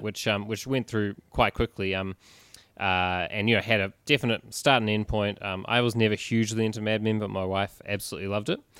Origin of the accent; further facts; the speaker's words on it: Christchurch, Canterbury, New Zealand; moved away as an adult; now in Melbourne, Australia; I'm from Christchurch, New Zealand, down on the South Island